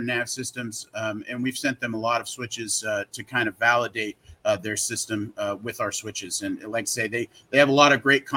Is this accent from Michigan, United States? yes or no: no; Salt Lake City, Utah, United States; now in Southern California, United States; I'm originally from Salt Lake City, Utah